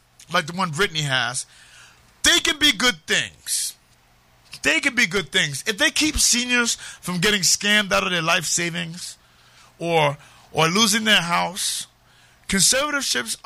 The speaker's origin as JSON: {"language": "English", "town": "New York City", "region": "New York", "country": "United States", "said": "I'm from Harlem"}